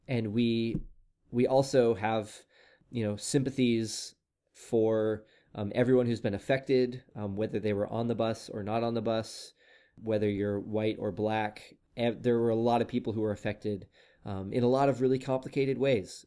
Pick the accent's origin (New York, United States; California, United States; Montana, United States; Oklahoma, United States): Oklahoma, United States; moved away; my home state of Oklahoma